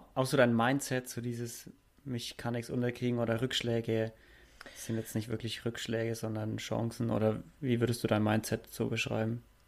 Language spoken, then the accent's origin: German; Nuremberg, Bavaria, Germany; als Franke